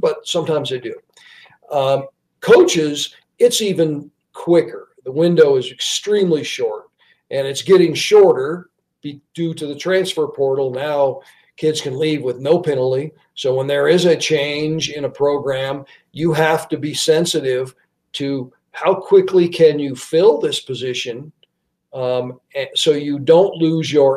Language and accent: English; the West, United States; also born or lived in Pittsburgh / Washington, D.C.; now in Wyoming, United States; I grew up in the West, and I grew up in a college town